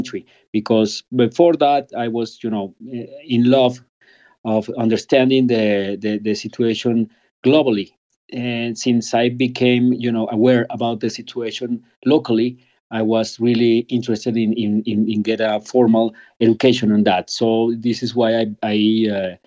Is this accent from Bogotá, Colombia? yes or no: yes; Bogota, Colombia; also born or lived in United Kingdom; Since I was a kid in Colombia, I was born in Bogota 50 years ago.